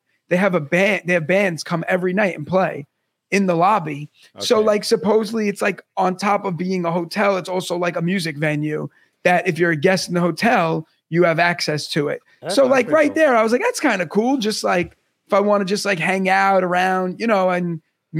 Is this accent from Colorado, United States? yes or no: no; New York City, New York, United States; most people I grew up with in Brooklyn and New York